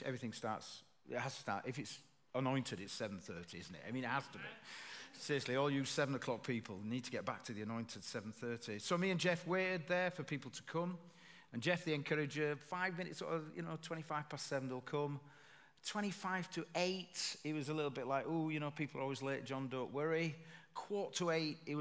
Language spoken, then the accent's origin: English; Bradford, Yorkshire and the Humber, United Kingdom; from Bradford